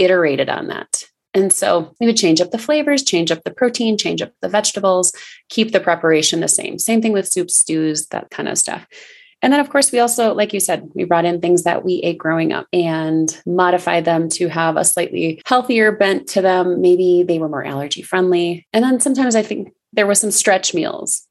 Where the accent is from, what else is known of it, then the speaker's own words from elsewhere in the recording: Minnesota, United States; moved away as an adult; also born or lived in Alaska; I'm from Minnesota as well